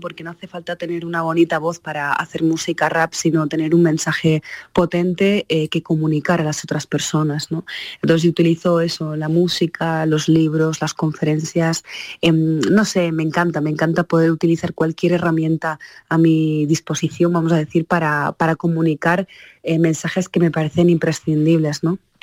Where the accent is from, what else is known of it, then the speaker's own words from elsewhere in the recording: Morocco; now in Spain; ha nacido en Marruecos eh, como yo